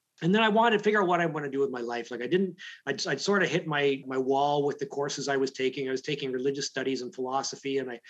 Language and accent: English; London, Ontario, Canada; I grew up in London, Ontario